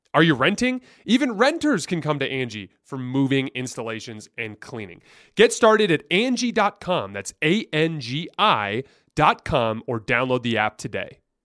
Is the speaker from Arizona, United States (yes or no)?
yes; Tucson, Arizona, United States; I'm from Tucson